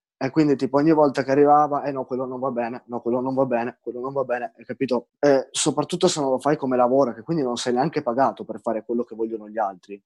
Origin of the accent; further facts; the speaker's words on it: Turin, Piedmont, Italy; io son di Torino